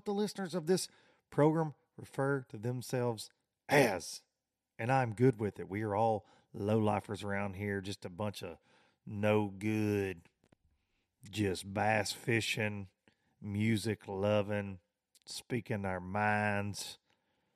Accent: the South, United States; I was in a foreign land to me growing up in the South

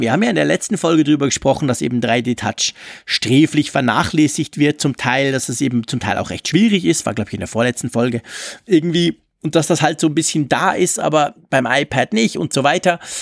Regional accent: Switzerland; bei uns in der Schweiz sagt man es Ranzliwinde

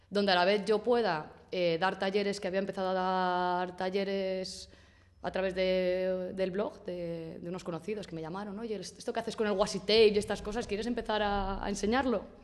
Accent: Spain; yo quería hacer algo con mi vida porque, como muchos españoles, me quedé en el paro

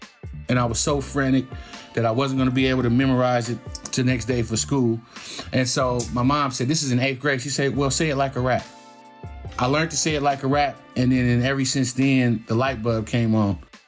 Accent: Oakland, California, United States; growing up in Oakland, every turf got their own little slang.

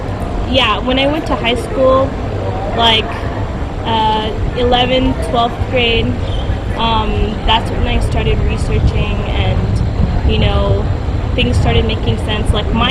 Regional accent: Pakistan; And I'm Pakistani

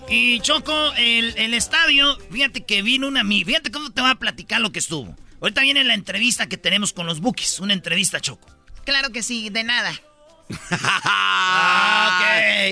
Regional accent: Jalisco, Mexico; yo soy de Jalisco

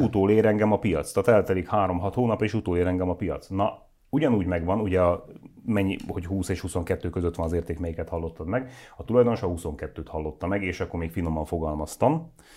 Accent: Nógrád, Hungary; én Nógrádi vagyok, ott a körül, környékünkön lévő falvakban van, ahol a kocsma is bezárt már

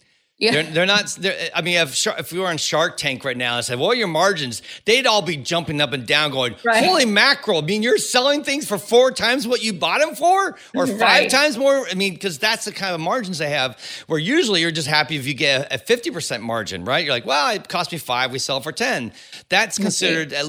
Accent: Bay Area, California, United States; now in Los Angeles, United States; I grew up Bay Area, now I live

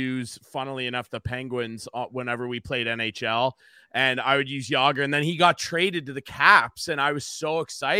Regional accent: Arthur, Ontario, Canada; I'm from a really small town in the middle of nowhere, Arthur, Ontario

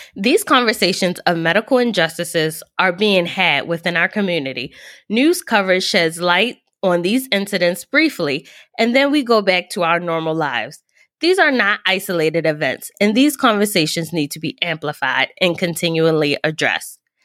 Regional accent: Baltimore, Maryland, United States; I'm from Baltimore, Maryland, and I grew up not too far from the world-renowned

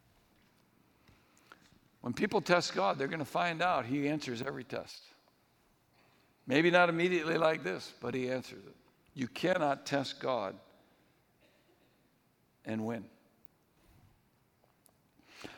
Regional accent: New England, United States; When I was growing up in New England

